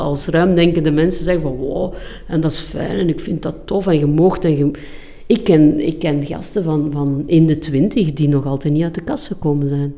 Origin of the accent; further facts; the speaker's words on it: Flanders, Belgium; We zijn Vlamingen